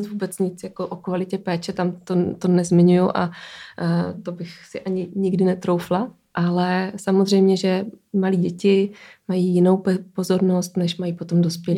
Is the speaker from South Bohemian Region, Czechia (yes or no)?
no; Brno, South Moravian Region, Czechia; now in Prague, Czechia; já jsem z Brna